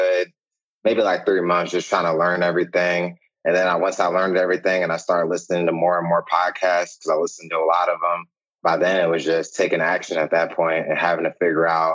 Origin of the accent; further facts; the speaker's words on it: Winchester, Virginia, United States; now in Richmond, United States; I'm originally from Winchester, Virginia. Joined the military about 3 years ago. So I'm actually in Richmond, Virginia now